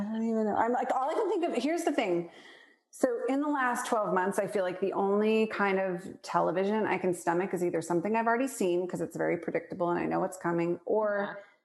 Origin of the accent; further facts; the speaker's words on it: Portland, Oregon, United States; moved away; also born or lived in Spokane, Washington; I grew up in Portland, Oregon.